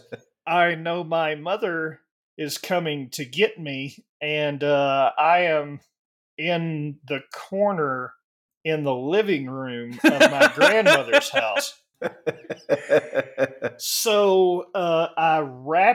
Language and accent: English; the South, United States; growing up in the South